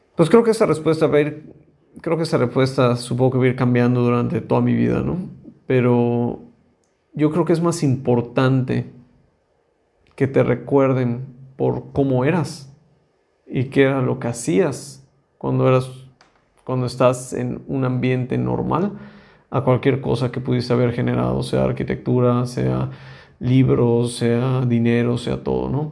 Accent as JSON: {"language": "Spanish", "country": "Mexico", "said": "como mexicanos o como latinoamericanos"}